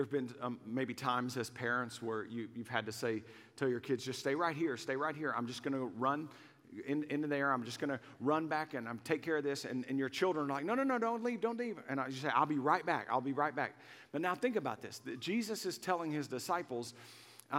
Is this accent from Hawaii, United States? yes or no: no; Waco, Texas, United States; I grew up in Waco long before Chip and Joanna made it cool. I'm old school. I'm an OG from Waco